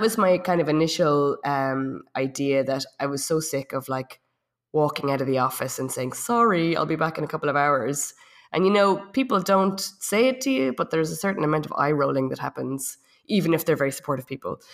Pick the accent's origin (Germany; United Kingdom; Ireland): Ireland; moved away as an adult; also born or lived in south of France; now in France; I'm from Ireland. I've been in France for about ten years.